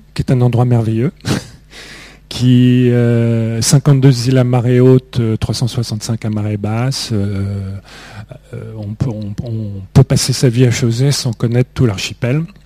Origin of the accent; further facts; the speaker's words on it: Beauvais, Hauts-de-France, France; Moi, je n'ai jamais vraiment eu de racines. Je suis né dans l'Oise, à Beauvais, qui n'est pas une ville extrêmement attachante.